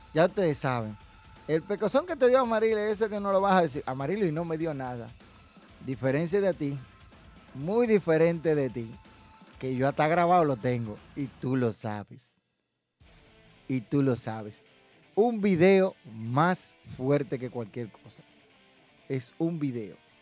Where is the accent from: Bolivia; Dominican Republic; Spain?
Dominican Republic; yo apoyo el producto local que se produce aquí en República Dominicana